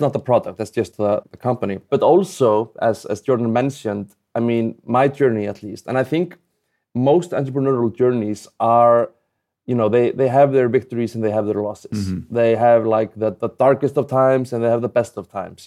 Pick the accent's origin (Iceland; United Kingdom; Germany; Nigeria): Iceland; I'm obviously not from the U.S. I'm, I'm from Iceland